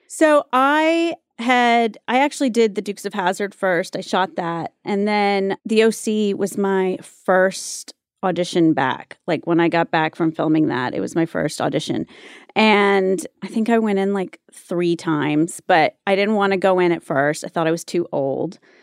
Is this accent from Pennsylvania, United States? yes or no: no; Wilmington, North Carolina, United States; also born or lived in Mississippi / Germany; I was born in Mississippi, uh, spent some time in Germany when I was really little, and then I grew up in North Carolina